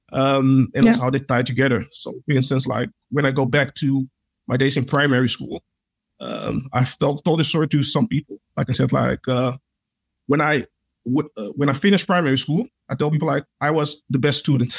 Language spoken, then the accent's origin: English; Netherlands; I was born and raised here, and I've had a lot of interesting experiences here in the Netherlands.